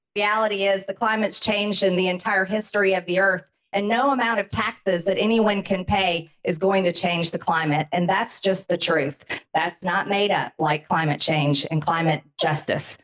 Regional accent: Georgia, United States; I'm from Georgia. It's pretty hot and humid

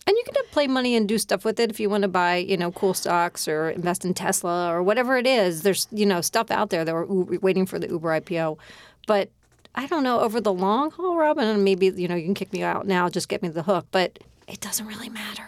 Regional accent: Philadelphia, Pennsylvania, United States; I grew up in Philadelphia.

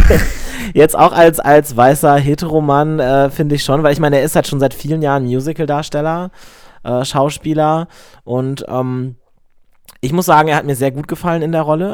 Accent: Lower Saxony, Germany; now in Cologne, Germany; nach Niedersachsen, wo ich herkomme

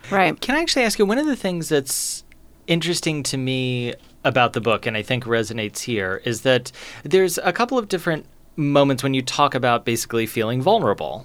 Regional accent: Kentucky, United States; growing up in Kentucky

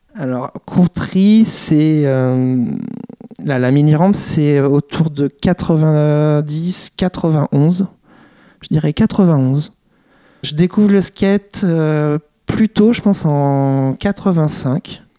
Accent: France; on est français

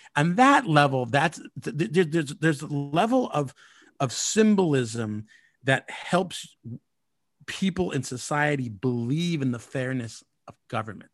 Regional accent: United States; as Mexican American

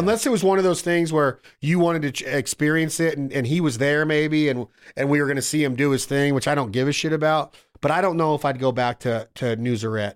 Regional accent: Reno, Nevada, United States; my hometown, Reno, Nevada

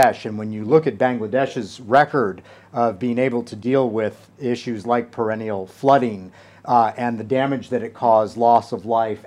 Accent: United States; also born or lived in Townsville, Australia; I'm from the United States

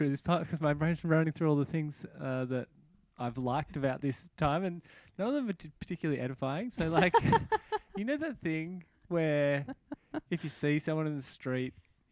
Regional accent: Australia; I'm Australian and so I say penny

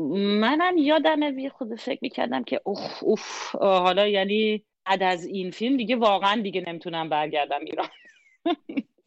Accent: Germany; first language German; Persian is a second language; زبان اول من آلمانیه

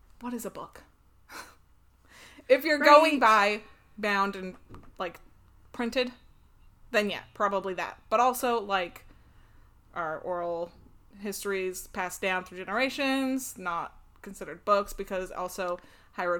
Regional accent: United States; I'm also American

